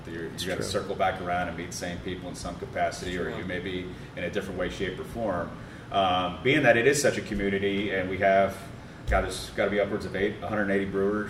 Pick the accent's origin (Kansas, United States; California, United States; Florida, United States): Florida, United States; moved away as an adult; now in Midwest, United States; I grew up in Florida, moved up here in the Midwest in 2013